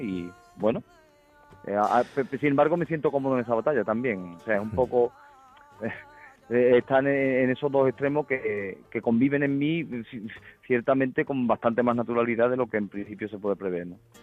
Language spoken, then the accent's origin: Spanish; Huelva, Andalusia, Spain